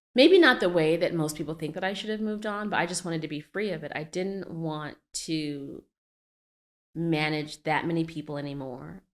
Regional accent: Arizona, United States; moved away as an adult; now in Brooklyn, United States; I was born in Brooklyn, but I'm not from Brooklyn. I grew up in Arizona

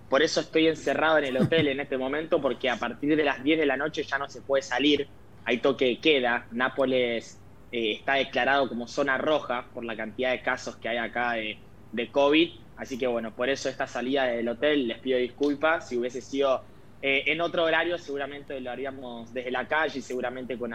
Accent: Argentina; now in Naples, Italy; uno como siendo argentino, al venir acá, ah. eh, ves lo querido que es Diego

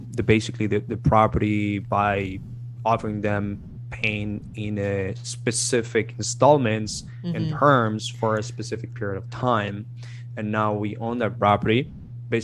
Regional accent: Colombia; moved away as an adult; now in United States; I'm from Colombia, I'm from South America

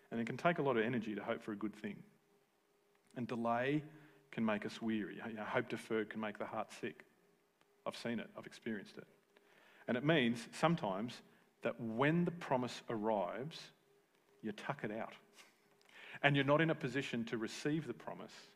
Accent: Tasmania, Australia; All my friends that I grew up with in Tassie

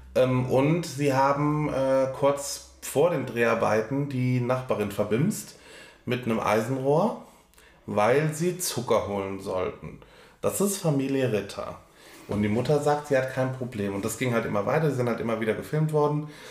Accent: Germany; als Deutscher

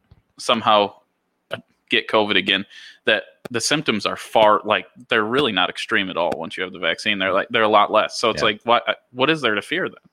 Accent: Dundee, New York, United States; moved away; also born or lived in Ithaca; growing up in Dundee, it's like, it's very Republican, and there's only one way of thinking

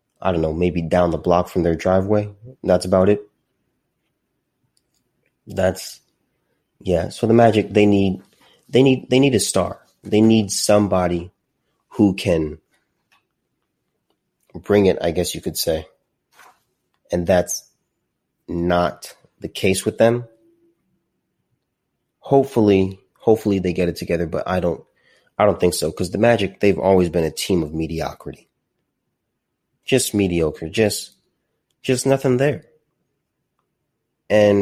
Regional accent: Southern California, United States; also born or lived in Azusa, California / Corona Norco area, California; I grew up in Southern California. I lived in Azusa for a little bit, and then my family moved to the Corona Norco area

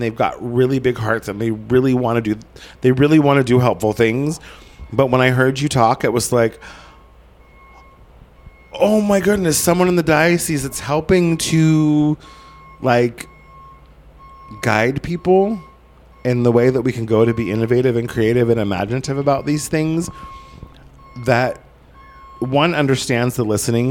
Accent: Southern Oregon, United States; moved away; It's not affordable in my hometown anymore, in Southern Oregon, in a town of 7,000 people

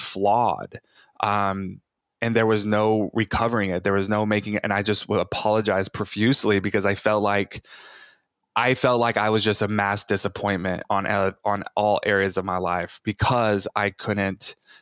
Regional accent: Bible Belt of Texas, United States; I was born in the Bible Belt of Texas, raised like charismatic Christian, evangelical Christian

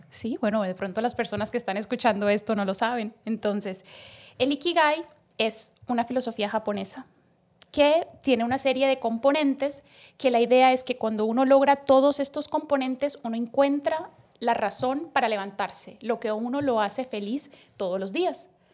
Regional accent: Colombia; moved away as an adult; also born or lived in Bogotá, Colombia; now in Dominican Republic; yo soy médica colombiana

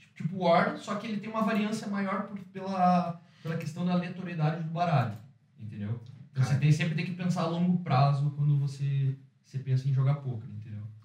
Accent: Curitiba, Paraná, Brazil; now in Ireland; sou brasileiro de Curitiba, eu sou empreendedor aqui na Irlanda

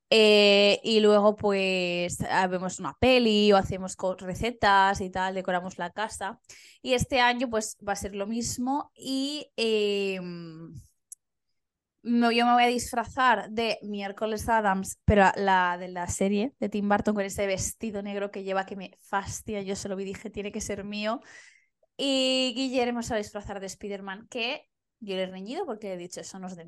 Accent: Valencian Community, Spain; somos valencianas

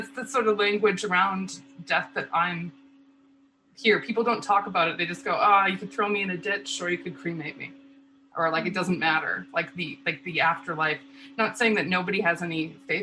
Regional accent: Lethbridge, Alberta, Canada; in my hometown

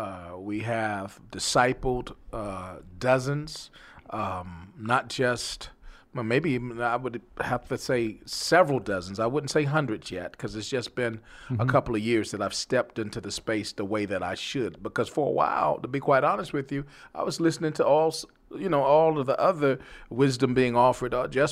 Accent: New York, United States; now in Texas, United States; when I came from New York, I had no idea that I would be in Texas, to be quite honest with you. I thought the Lord was punishing me because New York was home. That's all I knew.

